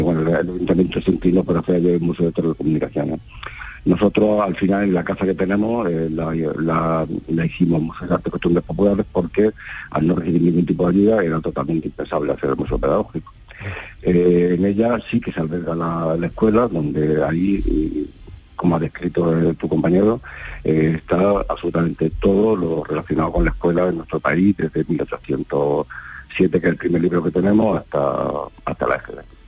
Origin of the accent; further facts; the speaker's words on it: Canena, Andalusia, Spain; now in Madrid, Spain; nosotros somos, somos de Canena, sí vivimos en Madrid